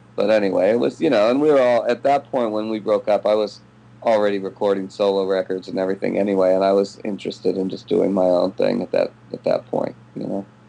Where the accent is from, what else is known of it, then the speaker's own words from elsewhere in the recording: Ventura, California, United States; I grew up in California in Ventura